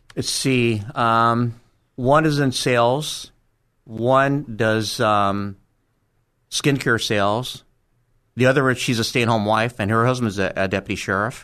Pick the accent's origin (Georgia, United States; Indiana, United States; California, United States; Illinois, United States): California, United States; Los Angeles; also born or lived in Monterey Park, California; until I was twelve, I lived in Crenshaw. And after that, we moved to Monterey Park. And that's where I went to junior high and high school